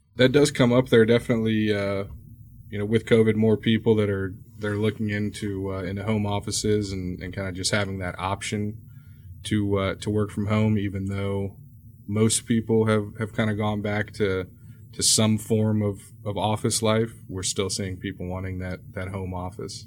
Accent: Houston, Texas, United States; native Houstonian has given me a good amount of knowledge on a lot of the neighborhoods here in town

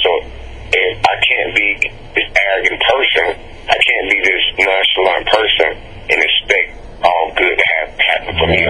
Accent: Albany, Georgia, United States; born or raised there

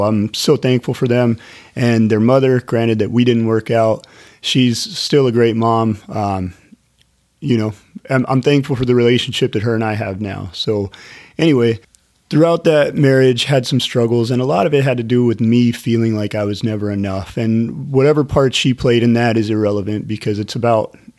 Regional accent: Northern California, United States; I grew up in Northern California

